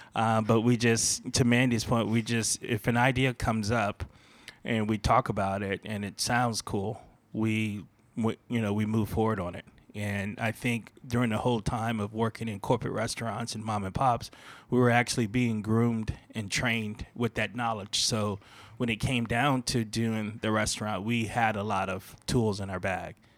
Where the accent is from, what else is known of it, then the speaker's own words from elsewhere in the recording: Fort Lauderdale, Florida, United States; moved away; I worked in a lot of mom and pops growing up in Fort Lauderdale.